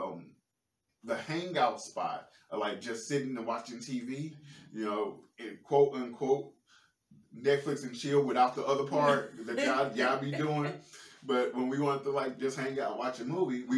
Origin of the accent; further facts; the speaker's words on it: St. Louis, Missouri, United States; I'm from St. Louis